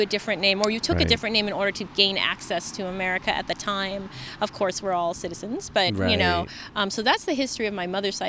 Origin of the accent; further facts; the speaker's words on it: San Francisco, California, United States; And I grew up in San Francisco. I'm a fourth generation San Franciscan, so I grew up in a sand lot.